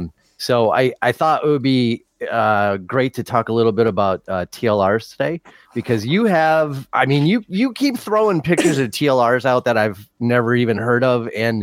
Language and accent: English; Midwest, United States; I certainly appreciate that as a Midwesterner.